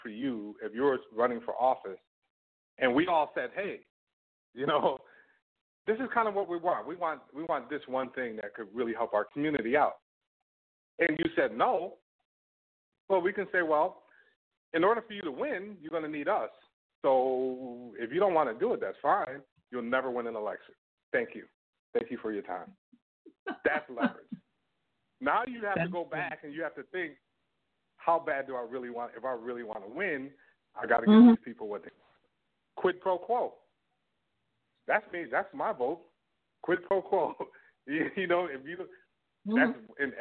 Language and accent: English; United States; moved away as an adult; I'm born in the U.S., right? I'm an American citizen